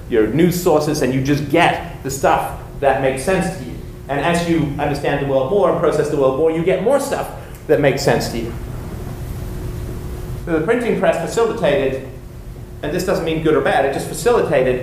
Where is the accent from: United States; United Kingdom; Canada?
United Kingdom; England; moved away; I was growing up in England, we had three television stations, BBC One, BBC Two, and ITV